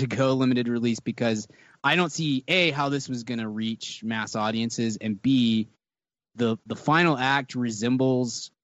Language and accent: English; the South, United States; I'm from the South